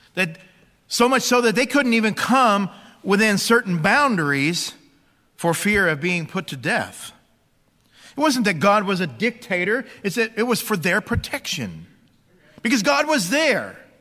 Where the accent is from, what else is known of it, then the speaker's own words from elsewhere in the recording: Bible Belt of America, United States; growing up in the Bible Belt of America